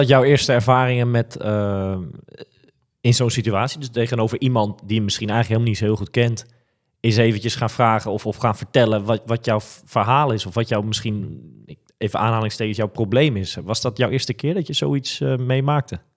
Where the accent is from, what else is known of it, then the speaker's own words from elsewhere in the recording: Netherlands; wij als Nederlanders